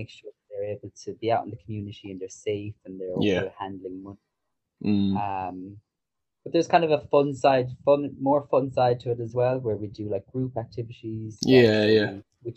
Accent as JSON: {"language": "English", "town": "Cashel", "region": "Munster", "country": "Ireland", "said": "I'm from Ireland, obviously. Yeah. My accent. Cashel Castle. Yeah, Cashel. From a town, like outside a town called Cashel"}